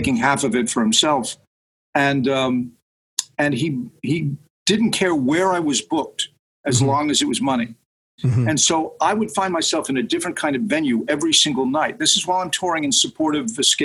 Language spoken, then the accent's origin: English; Nyack, New York, United States; my hometown of Nyack, New York